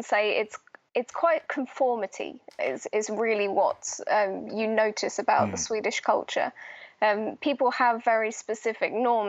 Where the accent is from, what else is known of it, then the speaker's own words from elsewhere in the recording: United Kingdom; moved away as an adult; now in Malmö, Sweden; I'm British